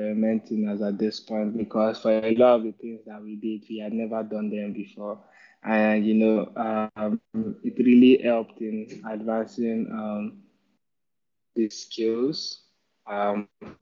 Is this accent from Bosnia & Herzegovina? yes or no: no; Kaduna, Kaduna State, Nigeria; growing up in the Kaduna